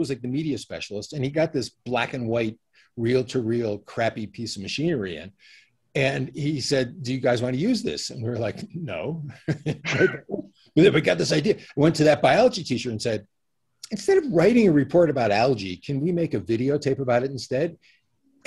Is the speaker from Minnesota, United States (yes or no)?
no; Connecticut, United States; also born or lived in New York City; I grew up in Connecticut, though I consider myself a New Yorker